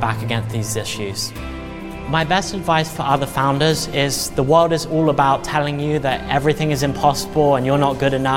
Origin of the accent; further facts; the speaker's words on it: England, United Kingdom; now in United States; I'm originally from England